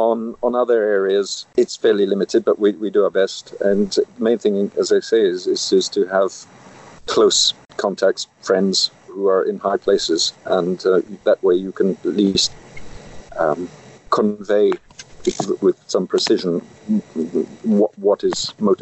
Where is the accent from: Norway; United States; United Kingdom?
United Kingdom; now in France; You are, in my case, I'm British, and you don't want to escape that.